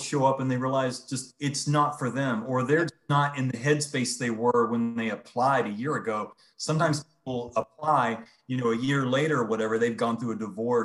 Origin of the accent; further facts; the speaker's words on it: Georgia, United States; moved away as an adult; born and raised in Georgia